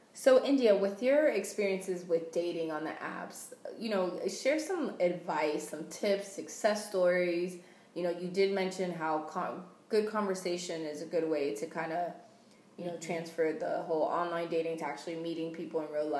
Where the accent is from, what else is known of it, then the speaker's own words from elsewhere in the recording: Puerto Rico; Puerto Rico